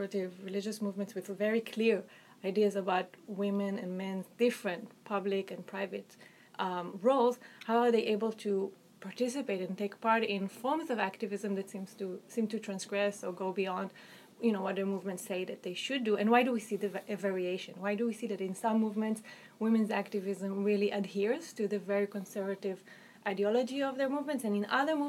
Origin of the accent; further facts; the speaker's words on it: Israel; accent: Israeli; I am Israeli, I'm Jewish, I don't hide that fact, it's pretty apparent from my name, from my accent